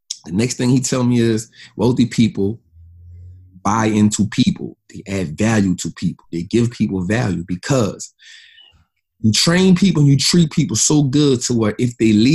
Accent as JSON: {"language": "English", "town": "New Orleans", "region": "Louisiana", "country": "United States", "tie": "born or raised there", "also_born_or_lived": "Atlanta", "moved": "yes", "said": "I'm from New Orleans, man. I ain't never been out this city yet."}